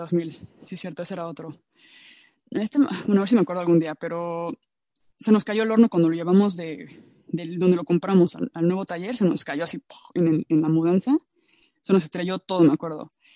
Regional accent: Mexico; moved away; en México, ¿no? Que es como de donde yo vengo, donde yo estuve

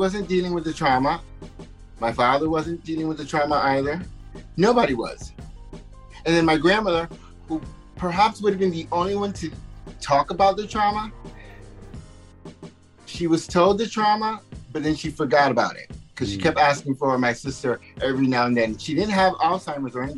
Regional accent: Connecticut, United States; first language Spanish; moved away as an adult; now in New York, United States; I grew up very sheltered in Connecticut

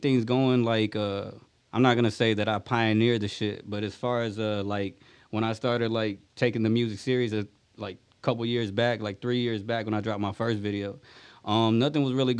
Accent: Rosenberg, Texas, United States; I'm from Rosenberg, Texas. I'm from Rosenberg in Richmond, Texas

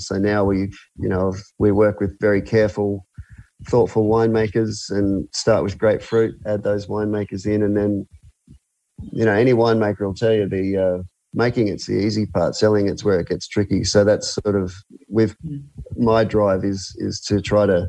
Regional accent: Brisbane, Queensland, Australia; also born or lived in Tasmania; I'm from Brisbane originally

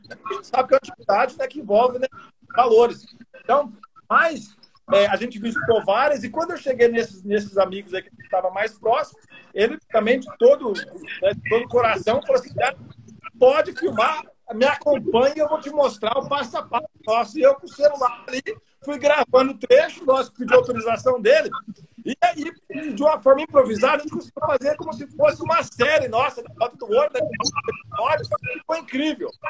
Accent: Acre, Brazil; born there; Eu também fui nascido no Acre

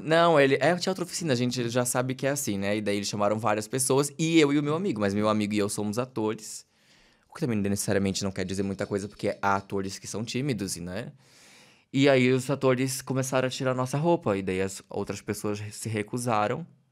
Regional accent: Santa Catarina, Brazil; accent: peixeiro; Eventualmente eu fico mais peixeiro quando estou em temporada fazendo, meu sotaque fica mais forte

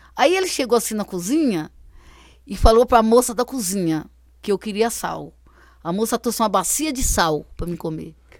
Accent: Minas Gerais, Brazil; moved away; Lá na minha terra, lá em Minas, era a cavalo, era a pé, vai para a escola, é a pé.

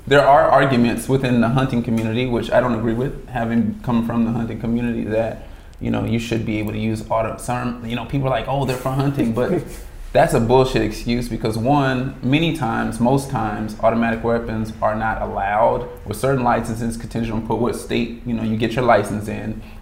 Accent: Las Vegas, Nevada, United States; born and raised in Vegas

